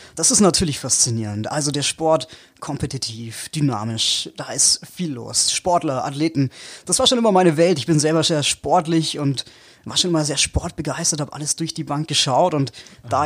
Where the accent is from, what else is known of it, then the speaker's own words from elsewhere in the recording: Allgäu, Bavaria, Germany; ich komme aus dem Allgäu, ich komme aus Bayern